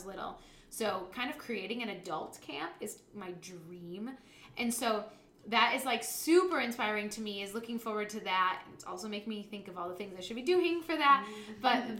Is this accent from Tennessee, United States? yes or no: no; Grand Haven, Michigan, United States; I grew up in Grand Haven